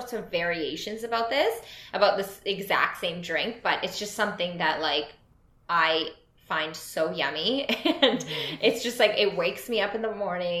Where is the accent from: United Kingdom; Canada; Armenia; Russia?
Canada; I'm Canadian